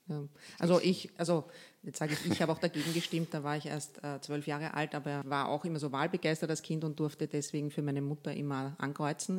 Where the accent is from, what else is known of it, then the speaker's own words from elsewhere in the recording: Lower Austria, Austria; moved away as an adult; now in Vienna, Austria; wir sind ja beide in Niederösterreich aufgewachsen